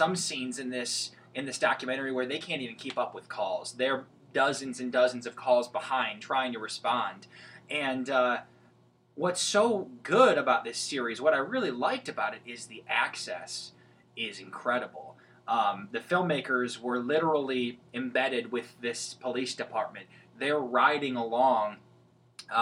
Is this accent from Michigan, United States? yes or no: yes; Michigan, United States; we're all from Michigan